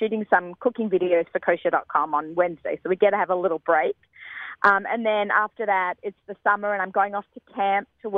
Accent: Australia; I'm Australian

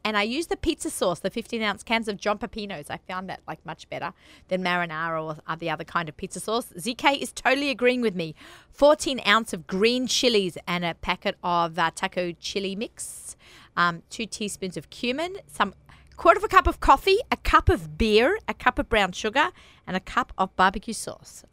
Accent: Australia; accent: Australian; moved away as an adult; that's the Aussie in me

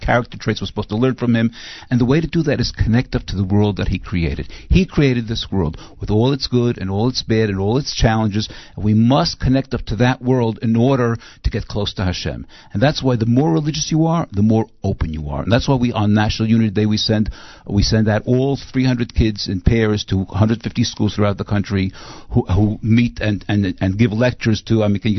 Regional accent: New York City, New York, United States; now in Israel; I grew up in Brooklyn

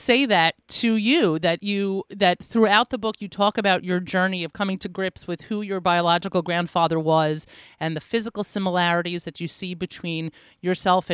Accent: United States; as an American

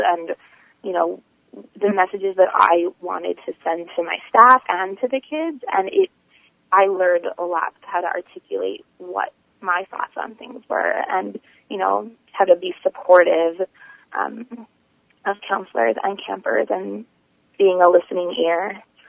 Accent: East Brunswick, New Jersey, United States; I'm actually from East Brunswick, New Jersey

